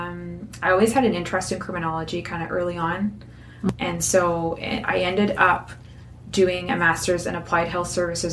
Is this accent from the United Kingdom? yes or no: no; Moncton, New Brunswick, Canada; I was born and raised in Moncton, went away a little bit for school